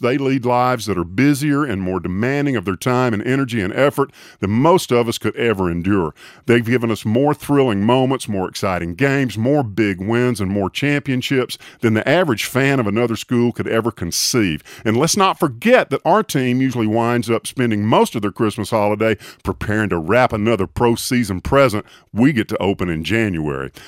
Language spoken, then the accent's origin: English; Tuscaloosa, Alabama, United States; Tuscaloosa, my hometown.